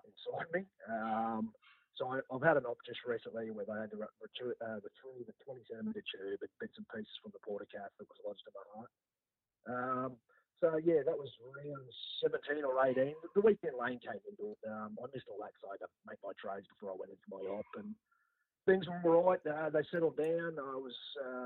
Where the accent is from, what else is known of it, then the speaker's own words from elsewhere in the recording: Brisbane, Queensland, Australia; I grew up in Banyo, even though I haven't lived there for over 20 years